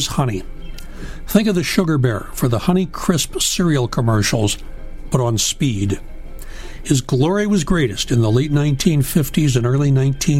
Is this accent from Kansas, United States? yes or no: no; Chicago, Illinois, United States; moved away; I grew up around Chicago, and we had our own AM radio heroes